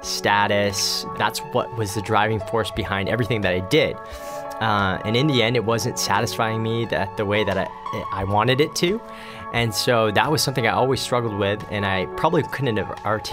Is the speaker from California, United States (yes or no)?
yes; Pasadena, California, United States; now in Richmond, Canada; I'm actually from California, so Pasadena, California was where I was born, and we moved out here to Richmond, BC about 1992